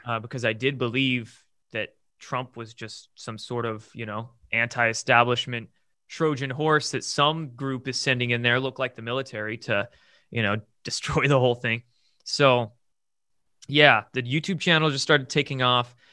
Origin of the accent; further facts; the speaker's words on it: Bremerton, Washington, United States; I grew up in the Pacific Northwest in a, uh, I guess not small, medium-sized town, military town called Bremerton, across the Puget Sound from Seattle. And born and raised there